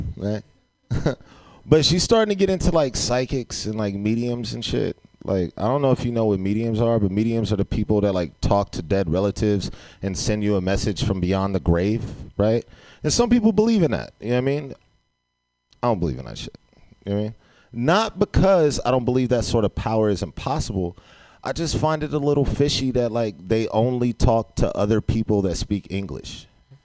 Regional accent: San Francisco, California, United States; I grew up in San Francisco.

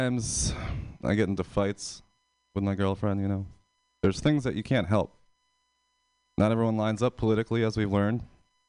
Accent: Pennsylvania, United States; moved away as an adult; now in San Francisco, United States; I'm from Pennsylvania.

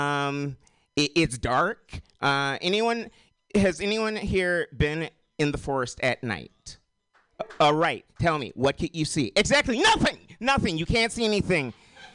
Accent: Portland, Oregon, United States; I am from Portland

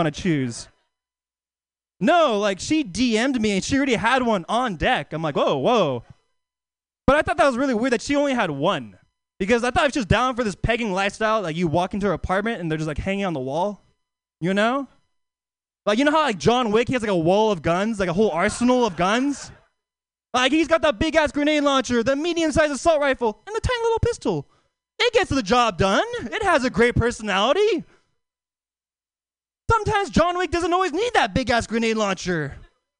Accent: Oakland, California, United States; I live in Oakland. You know, Oakland? Yeah, Oakland native across the East Bay

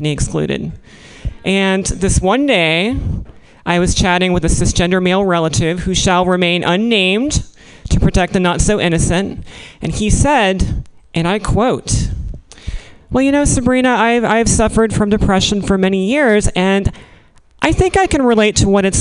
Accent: Missouri, United States; moved away; I was born in Missouri

